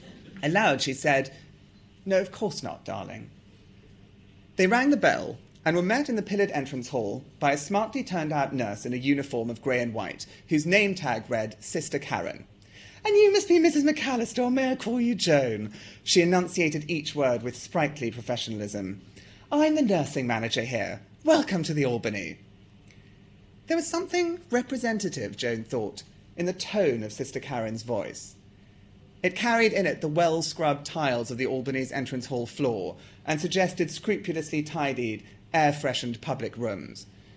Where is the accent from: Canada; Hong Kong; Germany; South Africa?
South Africa; And actually, although I sound English, I'm not English. I'm South African, and I can also talk like this to prove that to you.